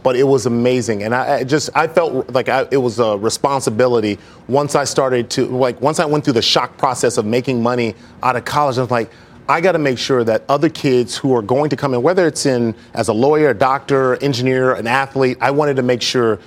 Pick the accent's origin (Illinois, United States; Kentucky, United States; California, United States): California, United States; Los Angeles; me growing up in South Central Los Angeles